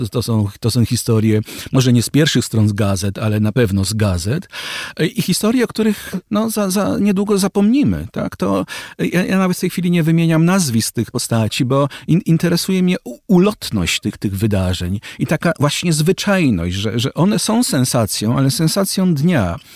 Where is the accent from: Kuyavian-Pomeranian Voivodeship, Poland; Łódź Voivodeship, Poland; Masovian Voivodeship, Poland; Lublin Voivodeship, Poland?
Łódź Voivodeship, Poland; Łódź; Z innego łódzkiego zespołu by pan przywołał, no to co, ja jestem z Łodzi. To trudno mi było tego nie słyszeć. To zostaje ze mną.